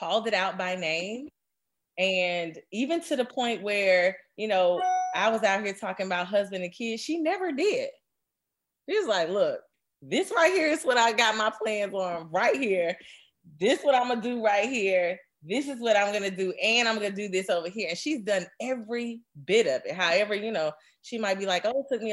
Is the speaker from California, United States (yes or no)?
no; Birmingham, Alabama, United States; we grew up in Birmingham doing the stuff that we did